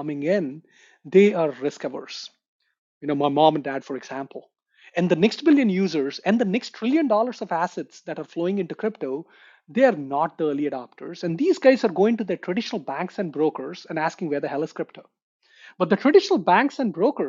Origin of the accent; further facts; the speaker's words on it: India; moved away; I grew up in India, and I did my engineering from India as well